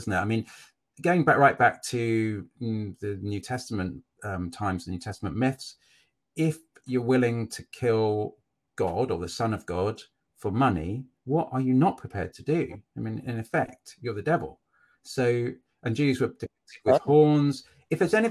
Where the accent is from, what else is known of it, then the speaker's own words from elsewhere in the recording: Cambridge, East of England, United Kingdom; accent: posh; I'm from Cambridge. I grew up in Cambridge and I went to uni at Cambridge.